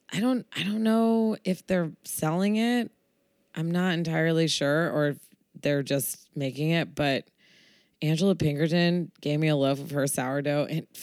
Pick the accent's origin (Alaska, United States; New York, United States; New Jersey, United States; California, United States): California, United States; Oakland; growing up in Oakland and in the Bay Area. So heavy, heavy Asian influence.